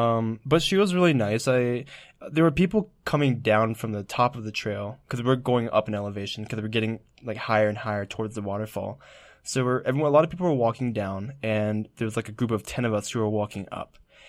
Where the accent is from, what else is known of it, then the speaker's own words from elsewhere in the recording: California, United States; and we're mostly from California, but a few people come from different places.